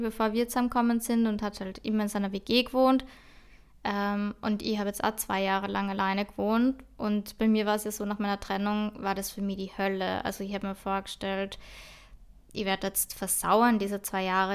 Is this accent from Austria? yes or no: yes; Austria; ich bin halt einfach aus Österreich